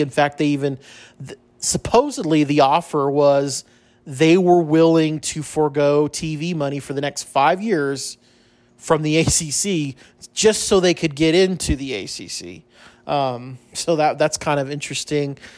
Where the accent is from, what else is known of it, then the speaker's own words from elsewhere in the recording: El Paso, Texas, United States; growing up in El Paso